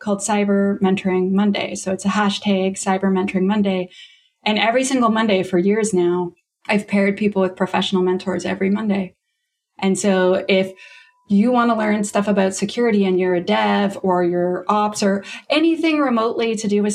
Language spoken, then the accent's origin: English; Canada; accent: Canadian; I'm Canadian, you can hear my accent